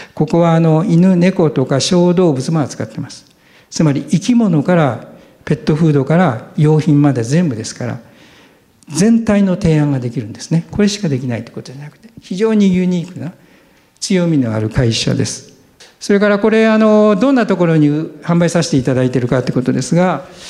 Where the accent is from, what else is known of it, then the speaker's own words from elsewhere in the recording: Aichi, Japan; 私は愛知県でした。